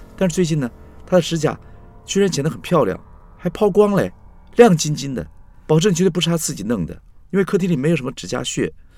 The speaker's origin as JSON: {"language": "Chinese", "country": "Taiwan", "said": "两光是我们台湾人说这个人傻傻的，办事不牢靠"}